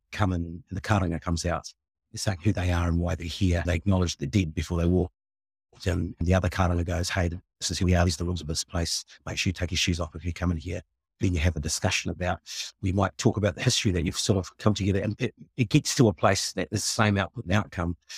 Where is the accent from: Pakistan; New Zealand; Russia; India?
New Zealand; Nelson; moved away as an adult; also born or lived in Papua New Guinea / Richmond, New Zealand; now in Wellington, New Zealand; I came over to New Zealand when I was two with my mum and settled in Nelson